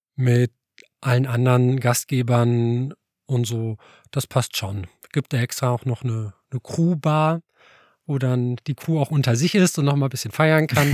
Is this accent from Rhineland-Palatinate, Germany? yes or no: no; Alfeld, Lower Saxony, Germany; moved away as an adult; now in Göttingen, Germany; ich bin ja aus Eifeld eigentlich und habe da so klassisch nach der Konfirmation angefangen mit Tanzkurs